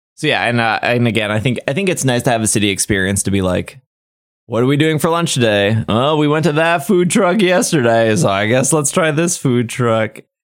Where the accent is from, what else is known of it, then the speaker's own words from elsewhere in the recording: United States; I'm American